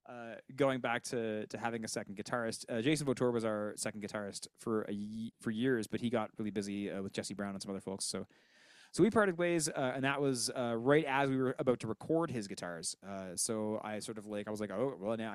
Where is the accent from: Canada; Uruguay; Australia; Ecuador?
Canada; Sydney, Nova Scotia; I'm from Sydney.